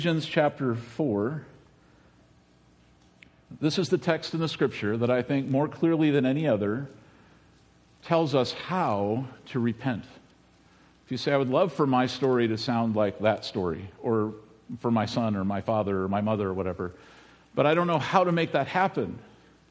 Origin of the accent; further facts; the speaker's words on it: United States; this is where I grew up in Medina County